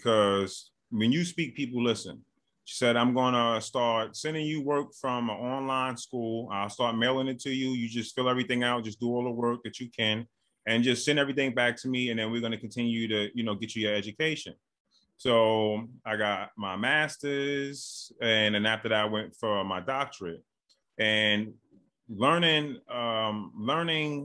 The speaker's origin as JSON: {"language": "English", "town": "New York City", "region": "New York", "country": "United States", "tie": "born or raised there", "also_born_or_lived": "Bronx, New York", "said": "born and raised in Brooklyn, New York."}